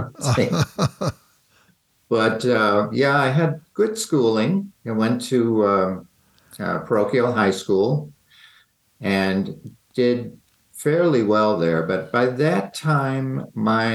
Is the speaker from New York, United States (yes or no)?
yes; Rochester, New York, United States; I grew up in Rochester, New York, which is on Lake Ontario.